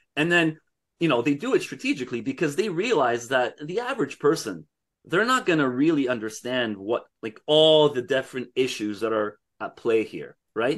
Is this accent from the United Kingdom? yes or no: no; Canada; I'm speaking as a Canadian